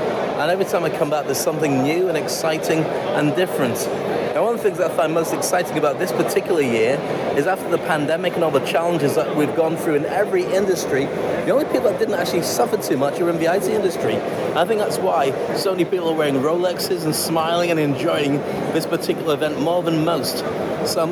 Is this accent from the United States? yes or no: no; United Kingdom; moved away as an adult; now in Dubai, United Arab Emirates; I am a Brit. I'm fiercely proud to be a Brit.